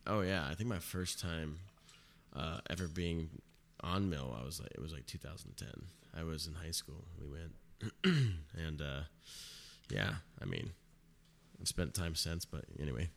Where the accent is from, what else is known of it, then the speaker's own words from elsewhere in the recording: Mission Viejo, California, United States; also born or lived in Irvine, California; I was born in Irvine.